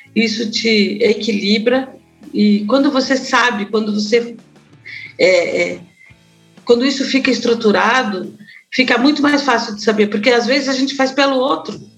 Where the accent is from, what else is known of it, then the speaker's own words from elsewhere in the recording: Florianópolis, Santa Catarina, Brazil; now in Curitiba, Brazil; Éramos seis pessoas felizes até os meus 15 anos em Florianópolis. Eu fui para Florianópolis com quatro anos